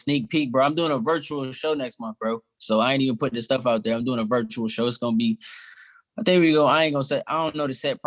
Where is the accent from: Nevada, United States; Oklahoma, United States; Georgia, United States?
Georgia, United States; Atlanta; moved away as an adult; now in Pittsburgh, United States; I'm from Atlanta